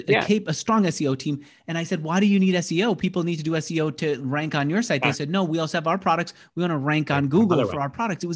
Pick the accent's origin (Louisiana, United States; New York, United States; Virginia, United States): New York, United States; New York City; I'm a New Yorker too.